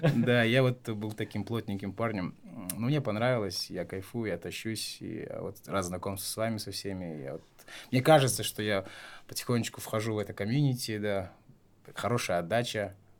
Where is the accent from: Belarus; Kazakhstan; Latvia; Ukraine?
Kazakhstan; Taraz, Jambyl Region; moved away; also born or lived in Astana; я родился и вырос в Таразе